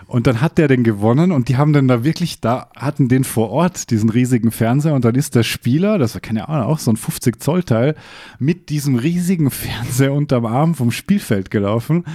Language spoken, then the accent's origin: German; Bregenz, Vorarlberg, Austria; in meiner Heimat